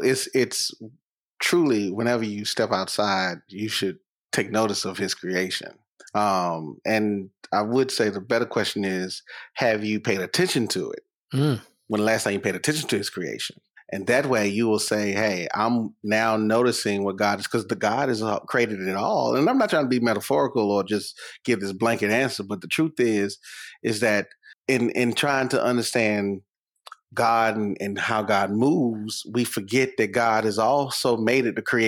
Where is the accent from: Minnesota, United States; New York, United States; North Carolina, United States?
North Carolina, United States; Durham; I'm from Durham